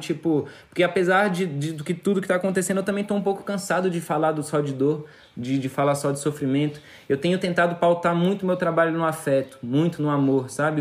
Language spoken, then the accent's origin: Portuguese; Brazil; Enquanto brasileiros mesmo